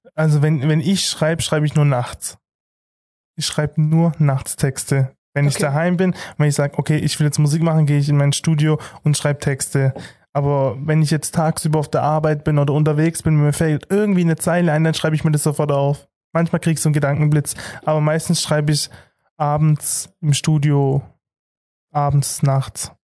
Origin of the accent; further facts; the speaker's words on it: Heilbronn district, Baden-Württemberg, Germany; ich komme aus dem Kreis Heilbronn